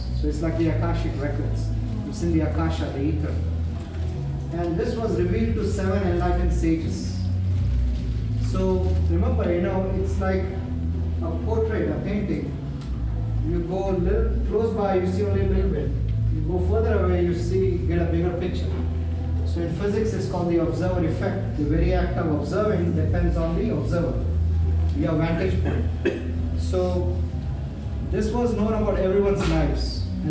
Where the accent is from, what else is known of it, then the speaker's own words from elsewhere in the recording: Mumbai, Maharashtra, India; moved away as an adult; now in United States; I grew up in Mumbai, I came here from graduate school as an engineer, a scientist.